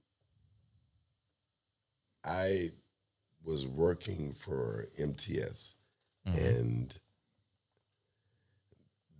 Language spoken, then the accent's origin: English; South Florida, United States; moved away; I am from South Florida.